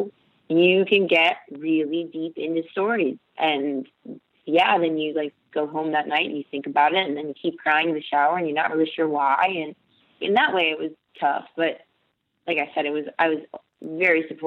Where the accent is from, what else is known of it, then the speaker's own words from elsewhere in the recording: Texas, United States; It's my home state